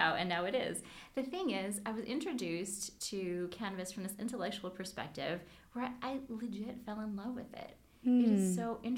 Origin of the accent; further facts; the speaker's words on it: Hawaii, United States; I grew up in Hawaii